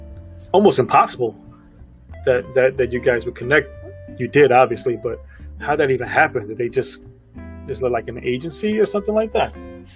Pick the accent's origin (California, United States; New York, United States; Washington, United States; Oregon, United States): New York, United States; Brooklyn; accent: Brooklyn; I'm born and raised in Brooklyn, and I feel like I lost a lot of it. But, however, when I get around my family, it comes right out.